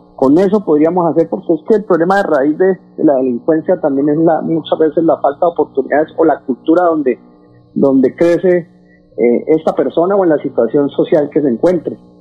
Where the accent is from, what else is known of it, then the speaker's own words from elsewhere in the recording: Bucaramanga, Santander, Colombia; Yo vengo, usted lo sabe, de, de una comerciante informal eh, que crecimos en el Parque Centenario